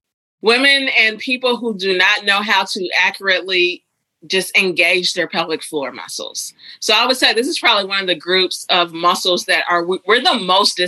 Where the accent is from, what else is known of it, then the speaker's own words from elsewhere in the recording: Huntsville, Alabama, United States; I grew up in Alabama. Small town. Well, it's a city called Huntsville in northern Alabama.